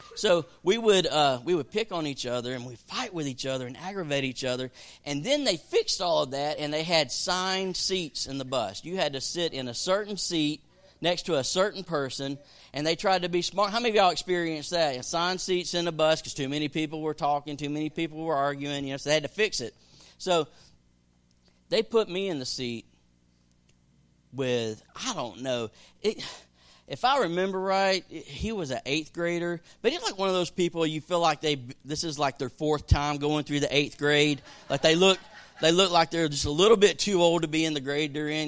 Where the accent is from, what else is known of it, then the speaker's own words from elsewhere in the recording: the South, United States; growing up in the South